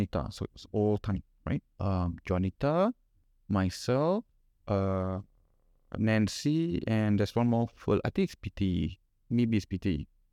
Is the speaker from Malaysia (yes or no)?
yes; Kuala Lumpur, Malaysia; I'm from Sentul and I have parents who give me nothing